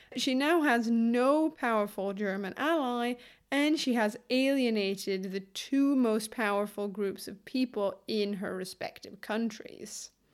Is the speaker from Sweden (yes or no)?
yes; Lund, Skåne, Sweden; my hometown, Lund